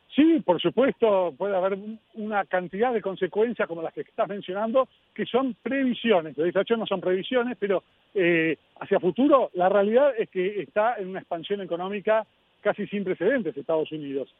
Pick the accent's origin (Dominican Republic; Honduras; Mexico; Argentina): Argentina; como argentino